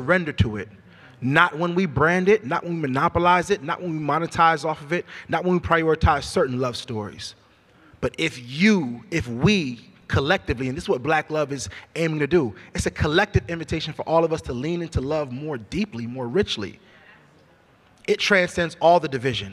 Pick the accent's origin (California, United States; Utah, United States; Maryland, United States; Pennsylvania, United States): California, United States; Sacramento; moved away as an adult; also born or lived in Hampton; I came from Meadowview in Sacramento, the same neighborhood where Stephon Clark was killed. That's my neighborhood